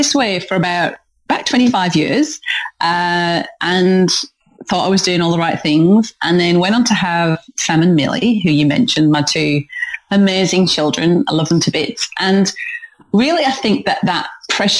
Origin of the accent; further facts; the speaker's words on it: North East England, United Kingdom; moved away; Protestant work ethic that I grew up with in the northeast of England. If you're trying to work out where the hell my accent's from, then that's where it's from.